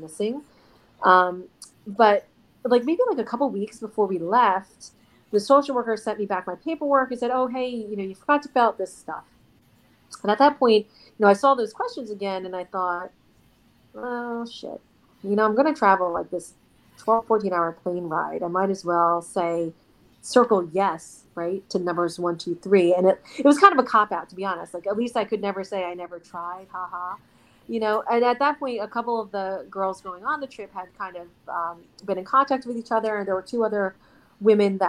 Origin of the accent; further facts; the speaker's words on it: United States; also born or lived in South Korea; growing up in the States